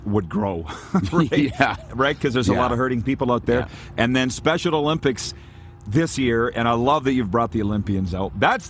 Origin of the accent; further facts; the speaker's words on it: Saskatchewan, Canada; pretty much lifetime Saskatchewan guy, but got our show out here. We're doing it from Florida